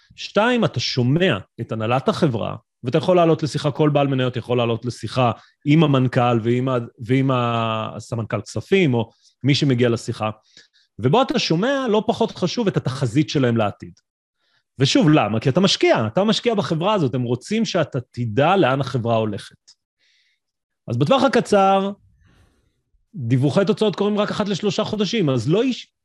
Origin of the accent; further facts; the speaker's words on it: Israel; אנחנו ישראלים